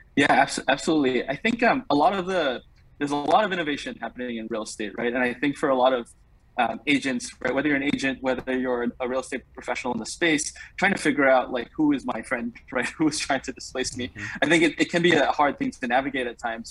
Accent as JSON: {"language": "English", "country": "Singapore", "tie": "born or raised there", "also_born_or_lived": "New York", "moved": "as an adult", "lives_now": "United States", "said": "I grew up in Singapore, um, served in the military there for, for two years"}